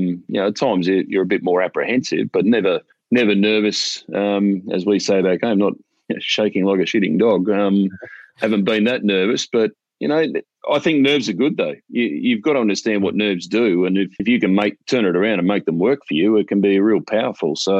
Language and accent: English; Australia; Growing up in Australia